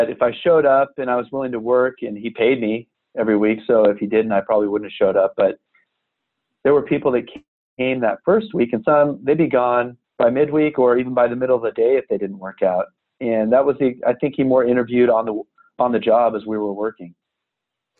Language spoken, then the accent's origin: English; Manhattan, Kansas, United States; I grew up in Kansas in a rural college town, Manhattan